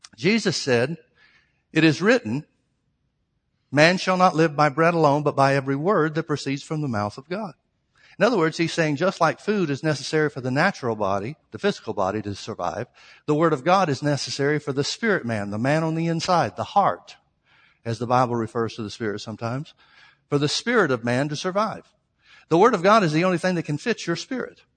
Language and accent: English; Birmingham, Alabama, United States; Southern Baptist church, Birmingham, Alabama, Southern Baptist church that I grew up